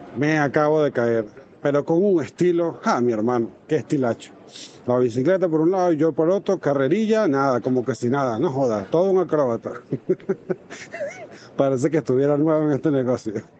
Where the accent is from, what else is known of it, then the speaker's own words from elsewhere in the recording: Venezuela; moved away as an adult; now in Spain; soy inmigrante venezolano. Llegué hace unos cinco años